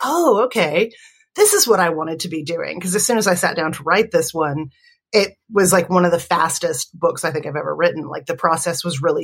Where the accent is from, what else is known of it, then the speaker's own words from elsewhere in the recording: Alabama, United States; where are you from? And I said, you know, Alabama